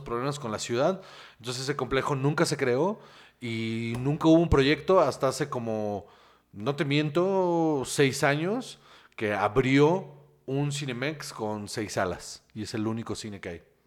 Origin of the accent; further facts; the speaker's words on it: Guaymas, Sonora, Mexico; now in Mexico City, Mexico; de donde yo soy, o sea, donde yo crecí, eh, un respeto a mi Guaymas Sonora